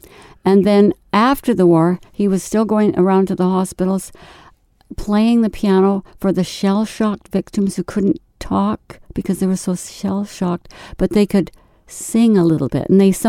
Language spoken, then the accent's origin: English; Vancouver, British Columbia, Canada; born there; I was born in Vancouver with a British heritage.